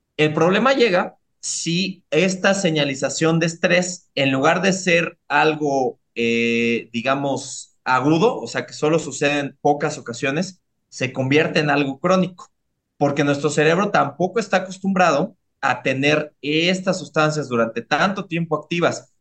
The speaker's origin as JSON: {"language": "Spanish", "region": "Mexico City", "country": "Mexico", "said": "yo, yo soy de Iztapalapa para el mundo, ¿no? Entonces, este, yo soy de, de, de Iztapalapa la Bella, de Iztapajud, el Bronx de la Ciudad de México"}